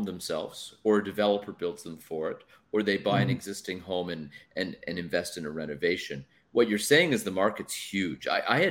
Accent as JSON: {"language": "English", "town": "Toronto", "region": "Ontario", "country": "Canada", "tie": "born or raised there"}